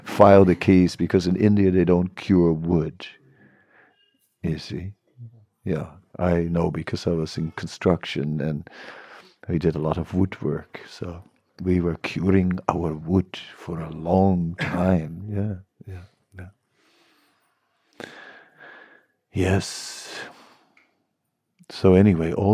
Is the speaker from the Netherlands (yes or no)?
yes; Netherlands; I'm from the Netherlands